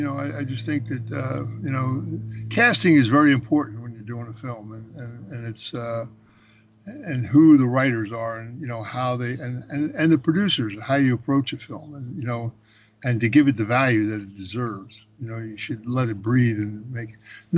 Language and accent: English; Philadelphia, Pennsylvania, United States; when I was a kid growing up in Philadelphia, we never locked our front door.